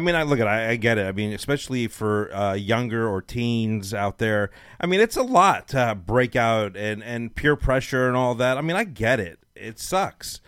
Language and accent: English; Los Angeles, California, United States; now in Dallas, United States; I'm from Los Angeles